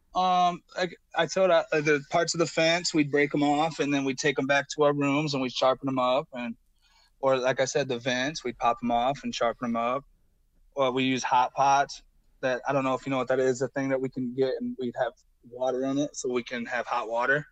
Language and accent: English; Illinois, United States; I'm from Illinois